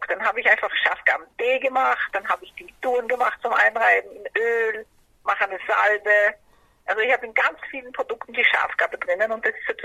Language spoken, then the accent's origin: German; Brazil; now in Germany; Aber ich habe als Kind in Brasilien schon sehr viele Kräuter gehabt.